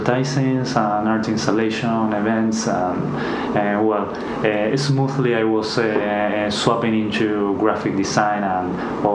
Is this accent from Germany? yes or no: no; Buenos Aires, Argentina; English is a second language; moved away as an adult; now in Queenstown, New Zealand; we come from Argentina. We both studied there in Buenos Aires, 1 hour from the CBD